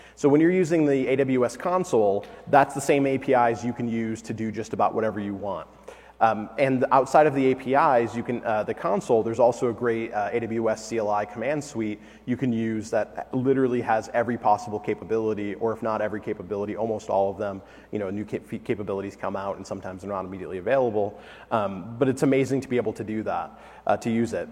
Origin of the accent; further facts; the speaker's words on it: Detroit, Michigan, United States; moved away; I'm originally from Detroit